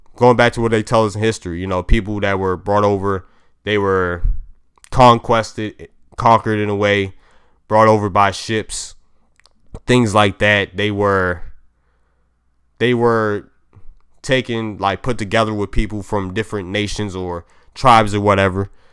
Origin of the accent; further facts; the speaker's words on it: Maryland, United States; I'm from Maryland